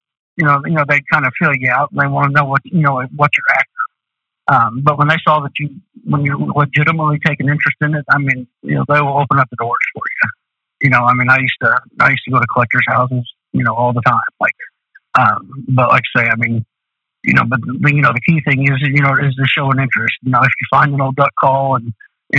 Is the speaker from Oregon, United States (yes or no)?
no; Du Quoin, Illinois, United States; in DuCoin, Illinois, you know, I was from Southern Illinois